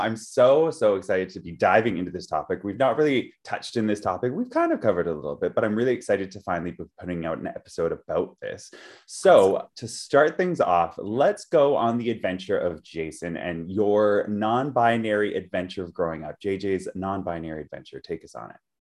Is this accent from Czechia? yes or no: no; Vancouver, British Columbia, Canada; I grew up in Vancouver, like in Canada, Vancouver